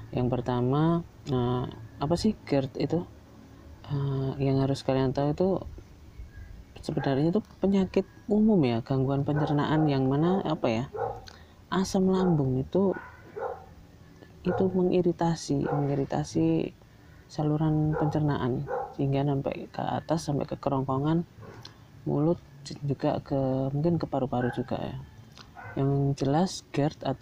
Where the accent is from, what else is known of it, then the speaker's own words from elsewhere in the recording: Yogyakarta, Special Region of Yogyakarta, Indonesia; Ya sebelumnya perkenalkan dulu saya dari Jogja.